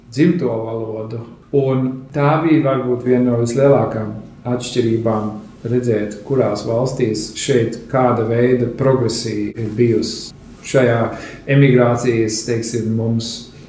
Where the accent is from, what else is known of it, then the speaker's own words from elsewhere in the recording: Germany; also born or lived in Scandinavia; es pats eh, esmu no Skandināvijas, bet eh, audzis Vācijā. Līdz ar to pārzina tās teritorijas.